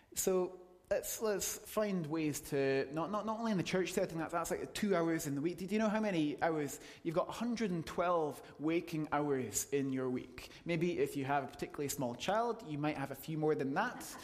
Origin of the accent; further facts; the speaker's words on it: United Kingdom; we're British